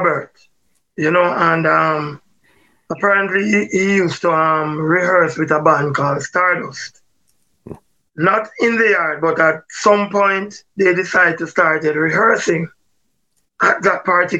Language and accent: English; Jamaica; Barbican Road, 20 Barbican Road. And that's where I grew up till about age 11.